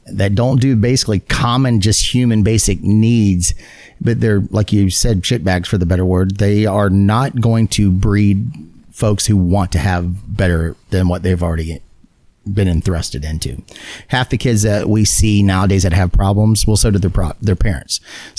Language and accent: English; Hawaii, United States; I had a great childhood as far as being growing up in Hawaii.